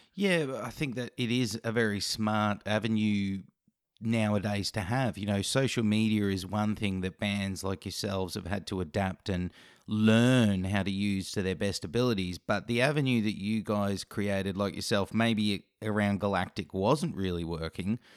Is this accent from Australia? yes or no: yes; Australia; as an Aussie